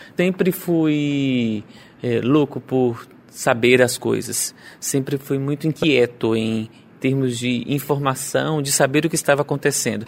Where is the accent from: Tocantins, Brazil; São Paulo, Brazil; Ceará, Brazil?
Tocantins, Brazil; Araguaína; eu sou de Araguaína